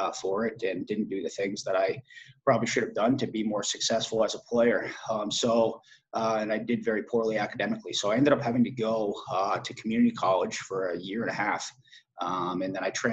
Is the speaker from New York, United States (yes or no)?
no; Madison, Connecticut, United States; also born or lived in Branford, Connecticut; I grew up in Madison, Connecticut.